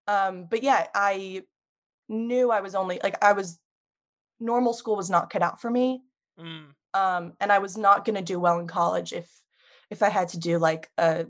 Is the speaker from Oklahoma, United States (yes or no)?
no; New York, United States; Yes. Yeah, so I've been here my whole life. New York City was always this like thing that's so close but so far away.